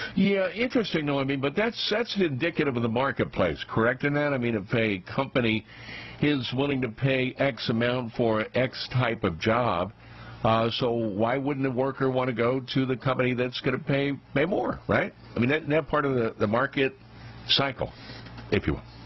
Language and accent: English; New York City, New York, United States; New York's Staten Island, my hometown